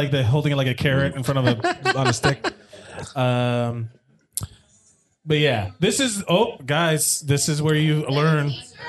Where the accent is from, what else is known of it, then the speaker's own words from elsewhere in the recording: Florida, United States; I'm from Florida.